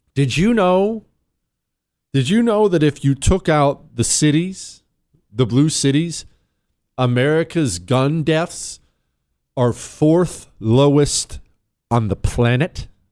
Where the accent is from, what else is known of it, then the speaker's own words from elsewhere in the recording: Ohio, United States; I'm from Ohio